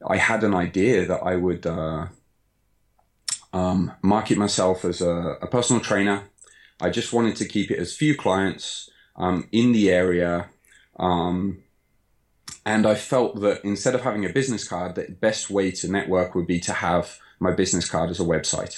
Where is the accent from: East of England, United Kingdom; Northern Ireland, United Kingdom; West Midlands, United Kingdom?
West Midlands, United Kingdom; Birmingham; moved away as an adult; now in Osaka, Japan; I was born in Birmingham, Sutton Coldfield, for those that are familiar with the area. And I came to Japan shortly after graduating university.